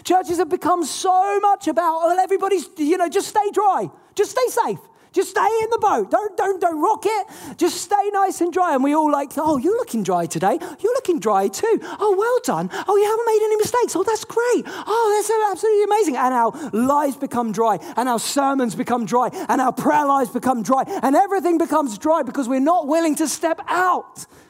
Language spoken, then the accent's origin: English; England, United Kingdom; I'm not American, I'm English.